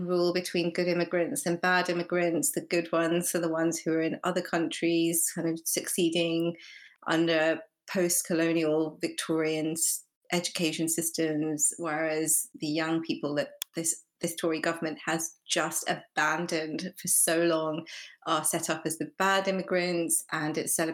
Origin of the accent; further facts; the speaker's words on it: United Kingdom; I'm British Asian